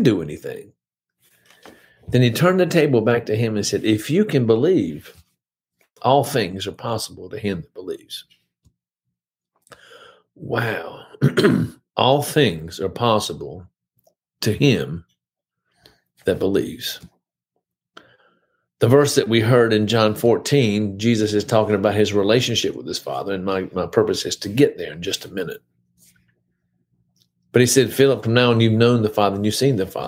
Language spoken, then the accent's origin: English; High Point, North Carolina, United States; I grew up in High Point, went to First Methodist Church. I was born there